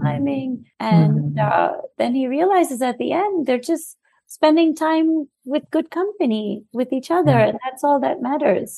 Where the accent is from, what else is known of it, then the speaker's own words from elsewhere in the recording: New York City, New York, United States; I'm South Asian and I was born and raised in New York